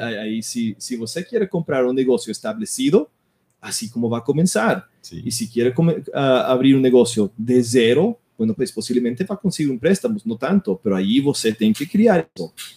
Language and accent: Portuguese; Miami, Florida, United States; Portuguese is a second language; moved away as an adult; now in Brazil; eu nasci em Miami, Flórida. Eu cresci nos Estados Unidos